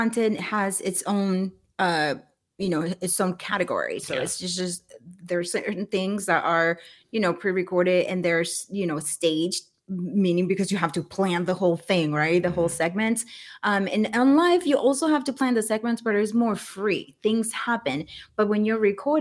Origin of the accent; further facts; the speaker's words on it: Dominican Republic; I'm from the Dominican Republic.